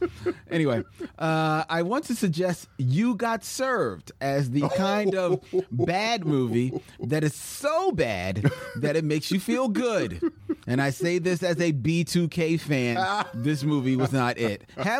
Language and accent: English; Guadeloupe; now in Paris, France; I'm from Guadeloupe, a small French island in the Caribbean. I've been living in Paris for nearly 15 years now, and I've decided to start my own podcast on Caribbean cinema, Caracurament.